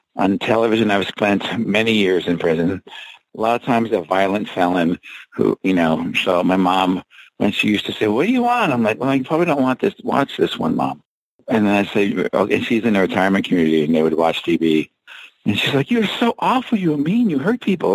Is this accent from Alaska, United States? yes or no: no; New Jersey, United States; I'm from Jersey.